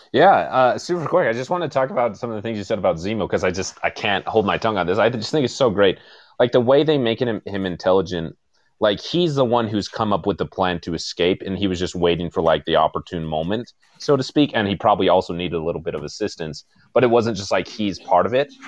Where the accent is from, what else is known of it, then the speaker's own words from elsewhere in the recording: United States; I'm an American